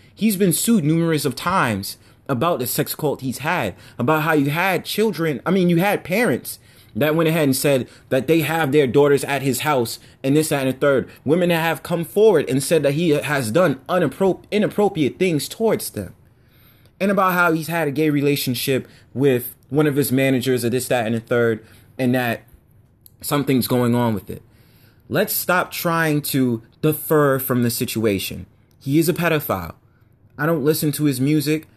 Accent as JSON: {"language": "English", "country": "United States", "tie": "born or raised there", "said": "I was just born on American soil"}